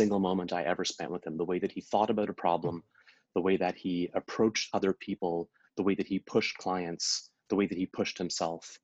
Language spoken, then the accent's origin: English; Ottawa, Ontario, Canada; They both live in Ottawa, still my hometown